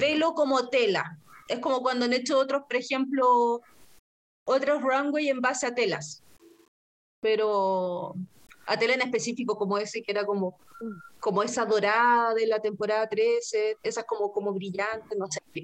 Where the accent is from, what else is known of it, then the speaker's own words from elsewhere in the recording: Chile; así como chilena y ordinaria